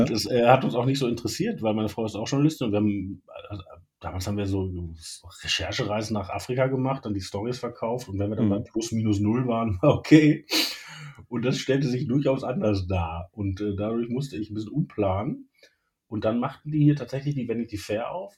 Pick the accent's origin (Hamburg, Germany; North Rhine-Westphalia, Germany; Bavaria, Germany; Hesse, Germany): North Rhine-Westphalia, Germany; Wanne-Eickel; moved away as an adult; also born or lived in Essen / Leipzig; bin in Wanne Eickel aufgewachsen